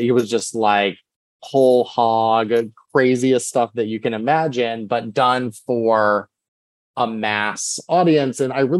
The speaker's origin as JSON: {"language": "English", "region": "Texas", "country": "United States", "tie": "born or raised there", "said": "I think when you grow up queer, I grew up in Texas, like you're finding like your personality"}